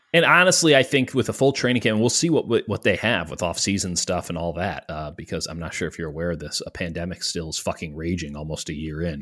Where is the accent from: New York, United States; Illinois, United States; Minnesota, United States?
Illinois, United States; Chicago; my hometown of the city of Chicago